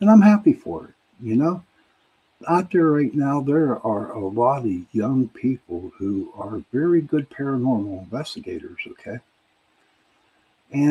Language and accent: English; Pittsburgh, Pennsylvania, United States; I'm from Pittsburgh